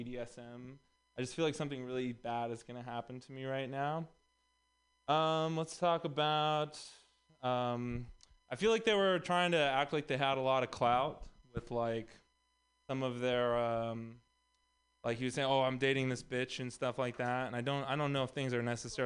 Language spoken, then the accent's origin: English; Texas, United States; moved away; also born or lived in Los Angeles; I'm also from Texas